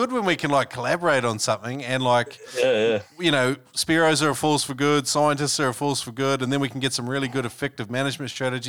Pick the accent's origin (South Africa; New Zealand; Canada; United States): New Zealand; now in Australia; when I was growing up in New Zealand